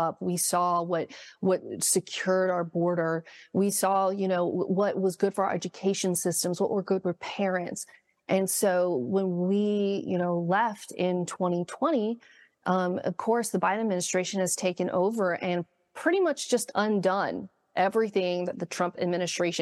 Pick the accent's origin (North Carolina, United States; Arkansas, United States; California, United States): California, United States; Southern; I grew up in Southern California